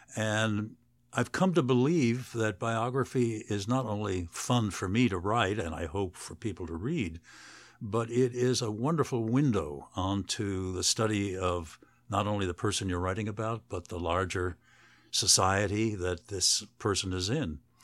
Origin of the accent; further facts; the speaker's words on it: United States; I'm an American professor writing a biography of Gorbachev.